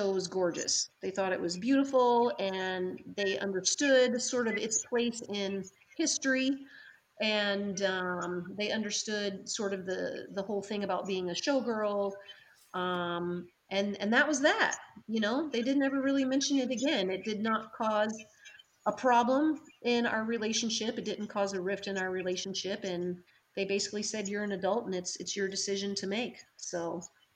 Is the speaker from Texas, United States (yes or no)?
no; North Carolina, United States; moved away; we're from the South, we're from North Carolina